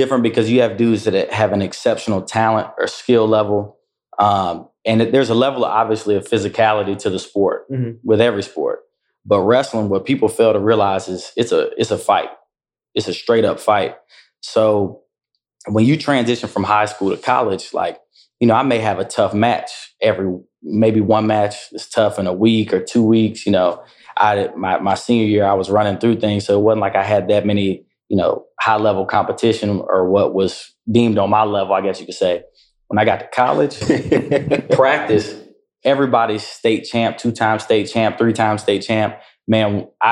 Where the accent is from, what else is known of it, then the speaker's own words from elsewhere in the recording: Durham, North Carolina, United States; was born and raised in Durham